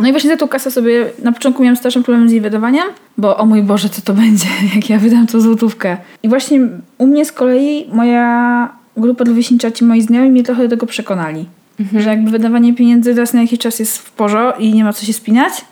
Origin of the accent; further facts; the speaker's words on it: Białystok, Podlaskie Voivodeship, Poland; born or raised there; moved away as an adult; now in Warsaw, Poland